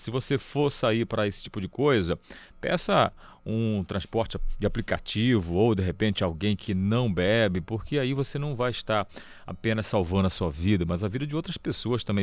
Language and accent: Portuguese; Cametá, Pará, Brazil; eu, na minha infância, tive muito contato com a pimenta do reino, nessa região aqui já é, de Cametá, de onde eu sou natural